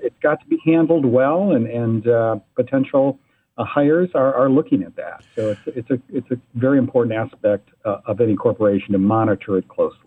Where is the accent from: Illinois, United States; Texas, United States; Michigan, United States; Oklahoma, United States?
Michigan, United States; Ann Arbor; I was born and raised in Ann Arbor